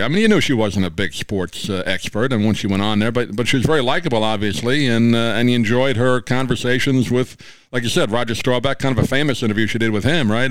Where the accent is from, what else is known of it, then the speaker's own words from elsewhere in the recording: New York, United States; I grew up in New York